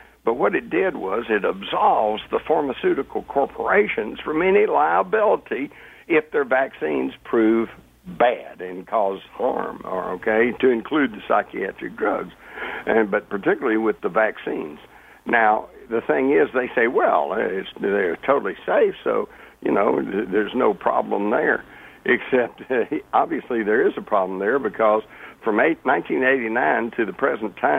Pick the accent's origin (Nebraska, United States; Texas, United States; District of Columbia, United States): Texas, United States; I grew up in Texas. We had guns. We took guns to school